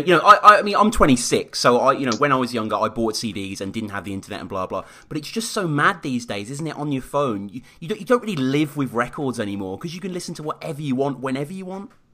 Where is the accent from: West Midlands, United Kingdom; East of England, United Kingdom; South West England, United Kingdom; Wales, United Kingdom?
West Midlands, United Kingdom; Birmingham; in my hometown of Birmingham